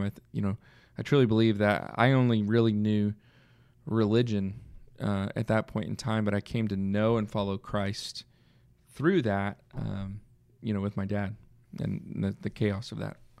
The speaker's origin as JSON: {"language": "English", "town": "Red Oak", "region": "Texas", "country": "United States", "tie": "born or raised there", "also_born_or_lived": "Arkansas / Oklahoma", "moved": "as an adult", "said": "I grew up in the Dallas area in, uh, a town at the time that was small, Red Oak, Texas, just south of the Dallas area."}